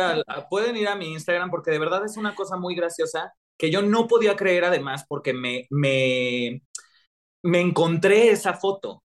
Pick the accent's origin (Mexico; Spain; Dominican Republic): Mexico